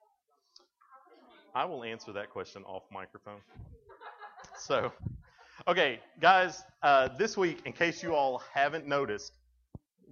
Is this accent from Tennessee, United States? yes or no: yes; Tennessee, United States; I'm from Tennessee